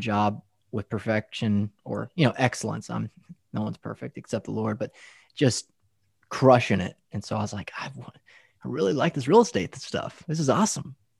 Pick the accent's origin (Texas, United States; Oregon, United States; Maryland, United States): Texas, United States; West; moved away as an adult; also born or lived in Denver, Colorado / Lubbock; now in Dallas, United States; I grew up in West Texas, farmers, cotton fields, oil field workers